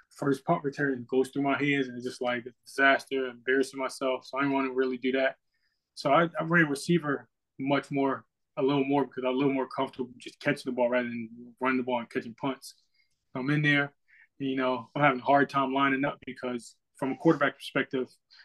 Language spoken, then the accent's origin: English; Maryland, United States; I'm from Maryland.